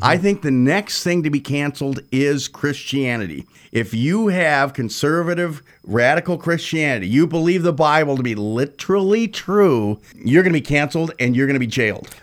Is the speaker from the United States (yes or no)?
no; Switzerland; I was born in Switzerland